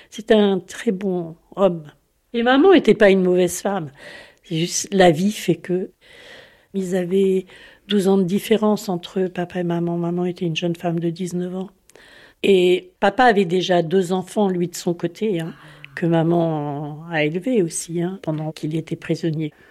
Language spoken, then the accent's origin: French; Caen, Normandy, France; Je suis née ici, à Caen, il y a 68 ans maintenant. Ma famille est originaire de Bretagne. Ils ont quitté la Bretagne euh, après la guerre